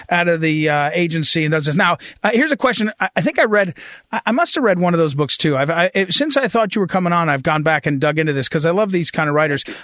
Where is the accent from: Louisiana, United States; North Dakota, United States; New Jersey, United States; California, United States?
New Jersey, United States; we grew up out in Jersey